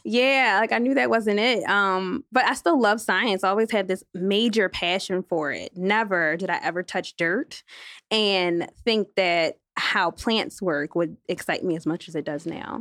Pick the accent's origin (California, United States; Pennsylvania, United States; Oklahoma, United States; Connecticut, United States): Pennsylvania, United States; Philadelphia; I am from Philadelphia, G Town